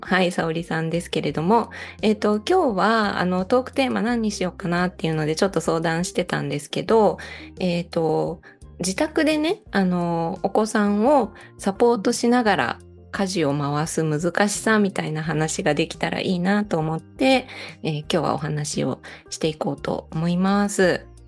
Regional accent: Osaka, Japan; now in Matsumoto, Japan; 私も大阪で育ったので雪とは全然無縁だったんですけど、うんうん長野県の松本に引っ越してきてからは

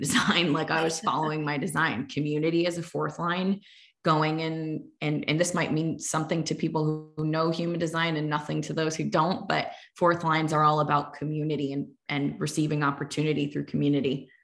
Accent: Fairfield County, Connecticut, United States; growing up in Fairfield County, Connecticut

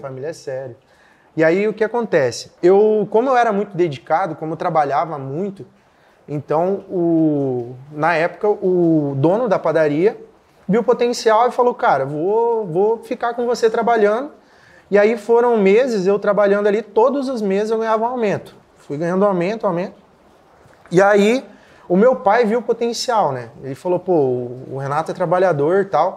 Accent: Capitão Leônidas Marques, Paraná, Brazil; also born or lived in Mato Grosso; Eu sou natural de Capitão Leone das Marques, no Paraná

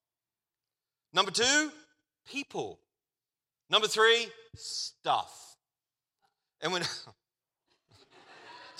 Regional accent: Australia; accent: Australian

